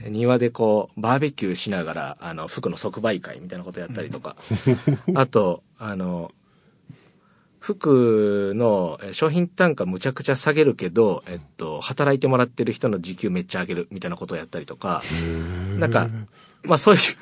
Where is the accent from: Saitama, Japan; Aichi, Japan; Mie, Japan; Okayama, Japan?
Okayama, Japan; Maniwa; moved away as an adult; now in Fukuoka, Japan; 岡山出身なんですけど、うあの、岡山岡山の、えっと、 真庭市っていう、はい、すごいど田舎